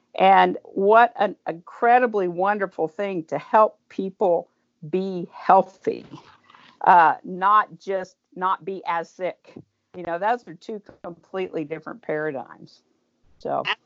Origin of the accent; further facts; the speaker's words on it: Tulsa, Oklahoma, United States; also born or lived in Owasso, Oklahoma; I grew up in Tulsa.